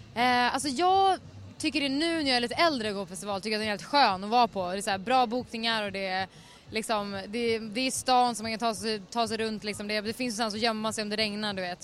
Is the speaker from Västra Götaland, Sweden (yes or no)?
no; Stockholm, Stockholm County, Sweden; jag är från Stockholm